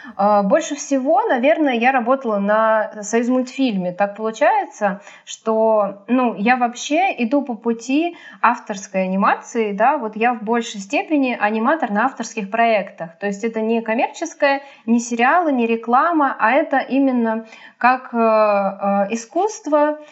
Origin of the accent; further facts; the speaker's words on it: Sergiev Posad, Moscow Oblast, Russia; я из Сергиева Посада, и мне ездить 70 километров на электричке